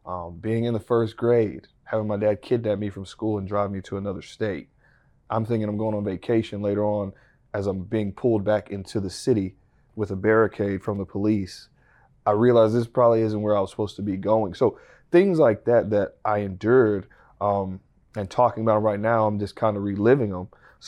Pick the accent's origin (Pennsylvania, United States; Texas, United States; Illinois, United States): Texas, United States; I'm from the Texas Panhandle. I did it every season.